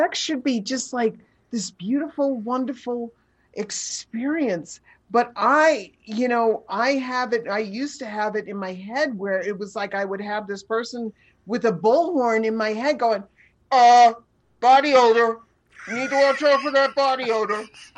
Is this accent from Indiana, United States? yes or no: no; New York City, New York, United States; I grew up in New York City